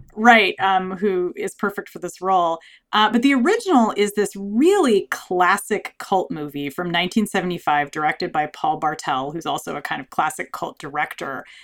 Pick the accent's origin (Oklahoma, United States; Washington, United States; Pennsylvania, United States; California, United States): California, United States; Southern; where I grew up in Southern California